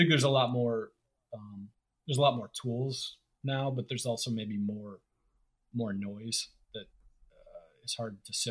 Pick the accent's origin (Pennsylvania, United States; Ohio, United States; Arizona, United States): Ohio, United States; moved away; I'm from Ohio